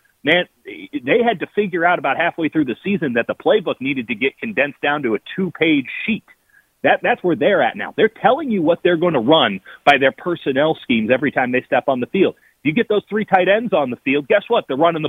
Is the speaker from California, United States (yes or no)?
no; Chicago, Illinois, United States; moved away; also born or lived in Miami; I lived in Miami. Let me tell you, I'm still a wimp about the cold. I grew up in Chicago. I lived in Miami.